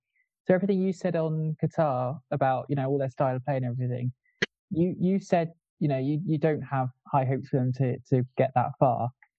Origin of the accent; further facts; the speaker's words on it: England, United Kingdom; I'm English, I live in England